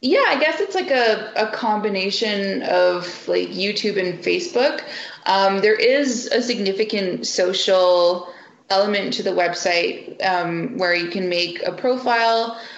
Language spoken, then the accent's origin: English; Canada; I'm a Canadian